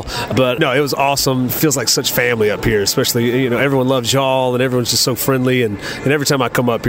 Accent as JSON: {"language": "English", "region": "South Georgia", "country": "United States", "said": "I'm from South Georgia. I'm not from up here."}